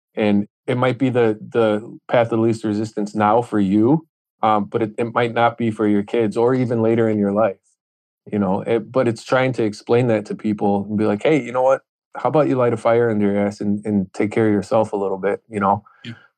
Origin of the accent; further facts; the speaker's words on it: Chicago, Illinois, United States; I grew up in Chicago